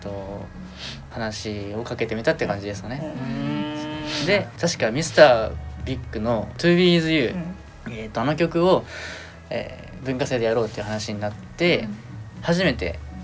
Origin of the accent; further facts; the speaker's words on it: Mutsu, Aomori, Japan; accent: Shimokita dialect; moved away as an adult; now in Tokyo, Japan; もとボーカルのゆめほと僕が出身が同じで、うん、えっと、高校が同じでして、うん、えっと、一緒に上京してきた